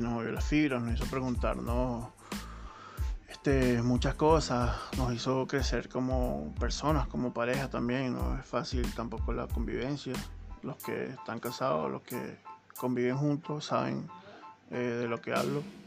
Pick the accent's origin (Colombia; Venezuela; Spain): Venezuela; moved away as an adult; now in Chile; todo lo que se había vivido en Venezuela lo estamos viviendo acá otra vez